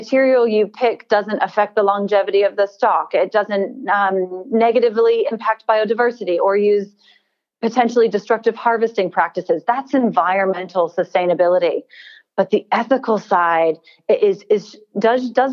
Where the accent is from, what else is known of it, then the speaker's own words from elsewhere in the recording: United States; now in Australia; I'm American. I don't know if you can tell from my accent. And my country, we've had a rather deep and ugly history with slave trade.